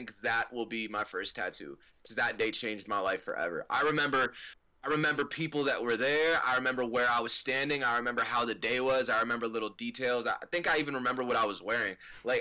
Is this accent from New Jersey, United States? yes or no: yes; Livingston, New Jersey, United States; I'm from Livingston